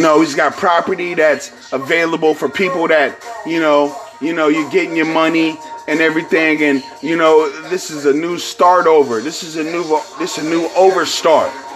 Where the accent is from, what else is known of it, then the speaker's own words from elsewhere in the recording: San Francisco, California, United States; where I am from San Francisco, California